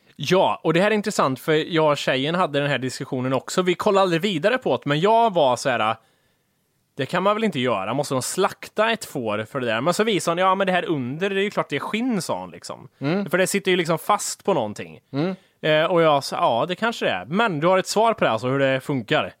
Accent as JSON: {"language": "Swedish", "region": "Värmland", "country": "Sweden", "said": "Vi, vi har ju uppväxta med det här. Vi kommer från Värmland"}